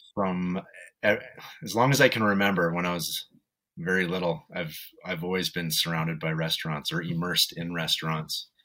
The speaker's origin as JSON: {"language": "English", "town": "Vancouver", "region": "British Columbia", "country": "Canada", "tie": "born or raised there", "moved": "as an adult", "lives_now": "Edmonton, Canada", "said": "I grew up in Vancouver with my mom"}